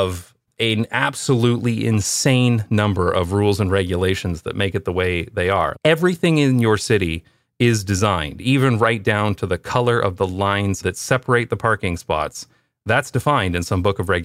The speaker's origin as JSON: {"language": "English", "town": "London", "region": "Ontario", "country": "Canada", "also_born_or_lived": "Toronto / United Kingdom / Taiwan / Belgium", "moved": "as an adult", "said": "I'm from London, Ontario"}